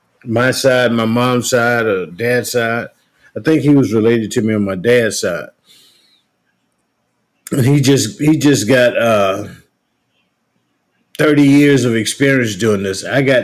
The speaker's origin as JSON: {"language": "English", "town": "Morton", "region": "Mississippi", "country": "United States", "said": "I'm from Morton, Mississippi."}